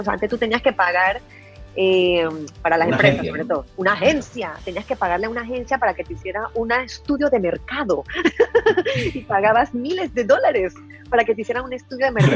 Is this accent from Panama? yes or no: yes; Panama; en mi país es la red que más se utiliza.